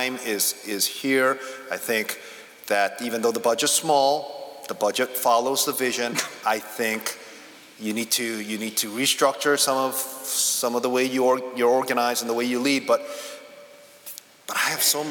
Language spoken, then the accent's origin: English; Northeast, United States; I come from the Northeast